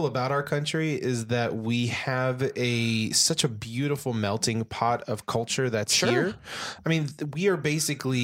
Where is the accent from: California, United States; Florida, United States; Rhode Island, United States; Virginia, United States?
California, United States; Southern; also born or lived in Mississippi; I'm from California, Southern California, not born here, but raised here